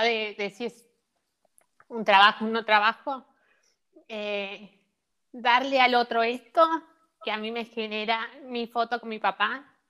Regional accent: San Francisco, Córdoba, Argentina; nosotros somos de San Francisco

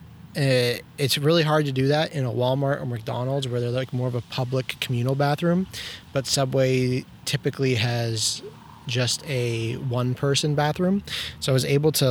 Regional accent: Toronto, Ontario, Canada; I'm from Toronto

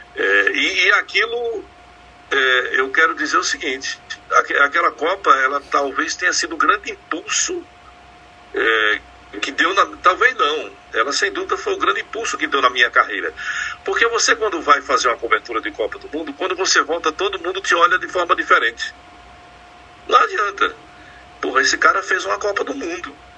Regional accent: Pernambuco, Brazil; Eu sou pernambucano

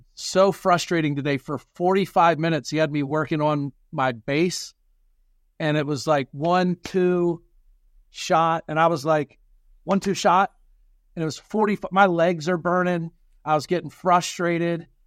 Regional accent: Pennsylvania, United States; so where we are in Pennsylvania

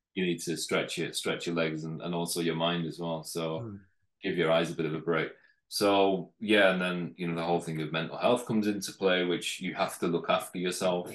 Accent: North West England, United Kingdom; originally I'm from from the north of England, so mm. northwest

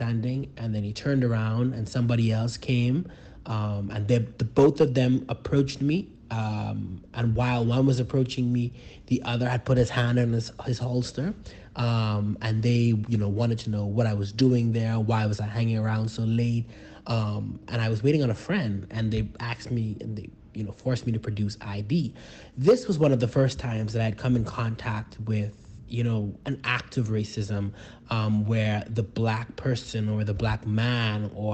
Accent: Bahamas; I am from the Bahamas. That means that I am Bahamian.

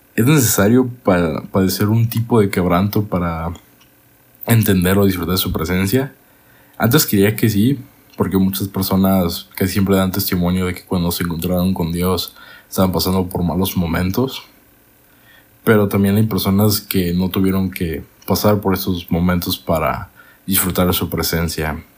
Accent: Monterrey, Nuevo León, Mexico; also born or lived in Guadalajara; Yo, siendo niño, me fui a la ciudad de Monterrey con mi mamá

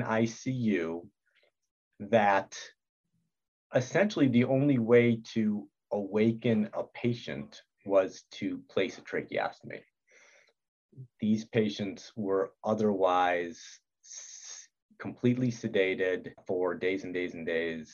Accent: Detroit, Michigan, United States; moved away as an adult; also born or lived in Utah; I'm originally from Detroit, Michigan

